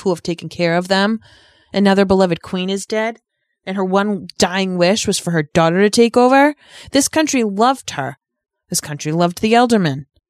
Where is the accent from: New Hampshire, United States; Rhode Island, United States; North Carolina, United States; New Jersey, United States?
Rhode Island, United States; I'm from Rhode Island, one of the original thirteen